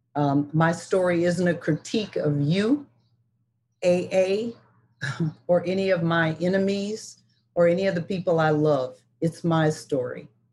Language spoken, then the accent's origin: English; Detroit, Michigan, United States; I was born in Detroit, Michigan, which was a political city of the 50s and the 60s and the 70s. I was lucky to be raised in such a place